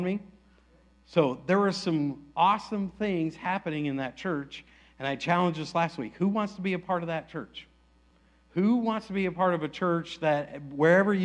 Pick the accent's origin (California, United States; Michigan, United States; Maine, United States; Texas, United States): Texas, United States; Aledo; I'm from Aledo